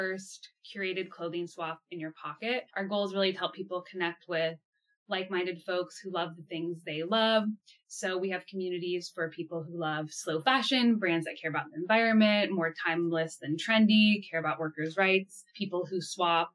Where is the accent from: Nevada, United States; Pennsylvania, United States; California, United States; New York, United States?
California, United States; Los Angeles; moved away as an adult; now in Amsterdam, Netherlands; I'm originally from Los Angeles, but now live in Amsterdam.